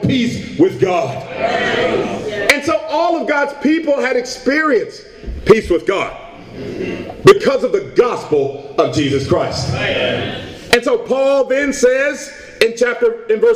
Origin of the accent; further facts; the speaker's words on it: Portland, Oregon, United States; I'm from Portland, Oregon